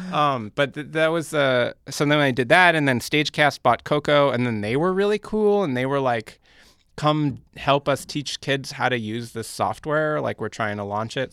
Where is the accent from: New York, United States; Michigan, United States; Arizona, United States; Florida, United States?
New York, United States; New York City; I grew up in Park Slope in Brooklyn